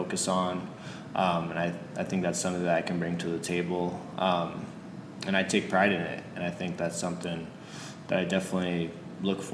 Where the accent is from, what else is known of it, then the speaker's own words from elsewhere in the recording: California, United States; moved away as an adult; now in Portland, United States; Growing up in California